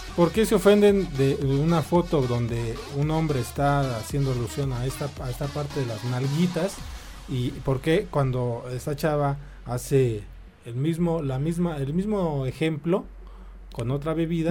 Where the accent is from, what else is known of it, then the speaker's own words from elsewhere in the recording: Mexico; Así somos los mexicanos